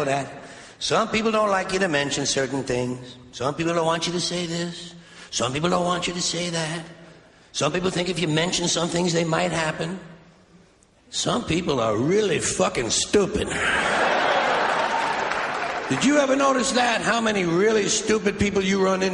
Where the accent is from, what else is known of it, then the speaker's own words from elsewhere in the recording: United States; I'm an American